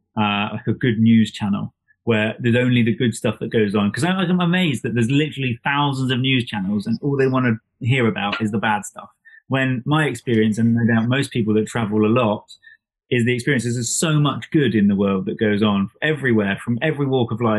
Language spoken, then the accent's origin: English; England, United Kingdom; this nutter from England